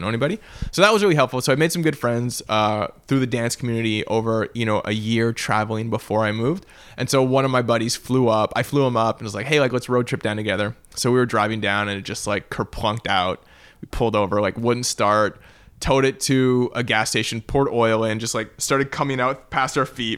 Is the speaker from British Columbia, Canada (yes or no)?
yes; Vancouver, British Columbia, Canada; moved away as an adult; now in Los Angeles, United States; growing up in Canada